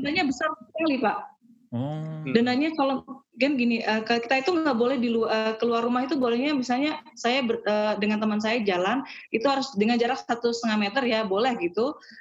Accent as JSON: {"language": "Indonesian", "town": "Balikpapan", "region": "East Kalimantan", "country": "Indonesia", "tie": "born or raised there", "also_born_or_lived": "Samarinda / Malang", "moved": "as an adult", "lives_now": "Harderwijk, Netherlands", "said": "saya lahir di Samarinda dekat Balikpapan itu terus di Balikpapan sekolahnya terus uh, pas kuliah ke Malang."}